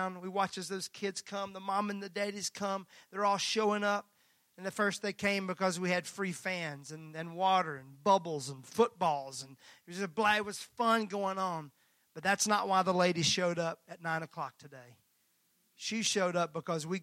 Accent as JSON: {"language": "English", "region": "Mississippi", "country": "United States", "tie": "born or raised there", "said": "I was raised in Mississippi."}